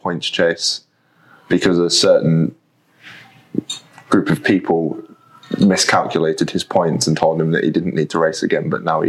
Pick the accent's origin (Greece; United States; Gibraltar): Gibraltar; now in Leeds, United Kingdom; I'm looking at going home, back to Gibraltar in November.